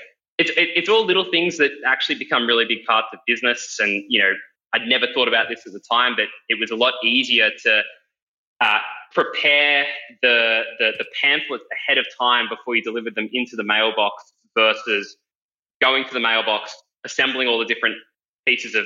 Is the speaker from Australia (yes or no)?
yes; Parramatta, New South Wales, Australia; I grew up around Parramatta